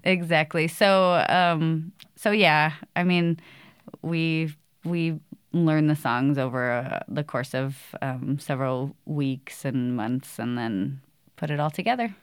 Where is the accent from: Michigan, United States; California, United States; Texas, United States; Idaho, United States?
Idaho, United States; Boise; I grew up here. I moved here when I was a little kid